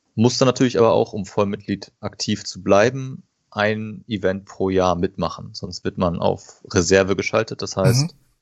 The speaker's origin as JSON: {"language": "German", "town": "Paderborn", "region": "North Rhine-Westphalia", "country": "Germany", "said": "komme aus dem schönen Paderborn im Ostwestfalen"}